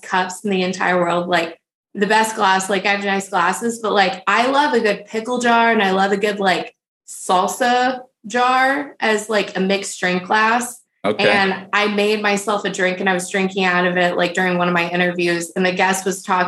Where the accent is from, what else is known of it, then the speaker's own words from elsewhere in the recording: Texas, United States; I'm from Texas